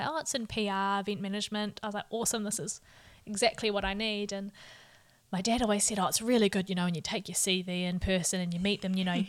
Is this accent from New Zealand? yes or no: yes; Hamilton, Waikato, New Zealand; I'm born and bred in Hamilton and have live here at the moment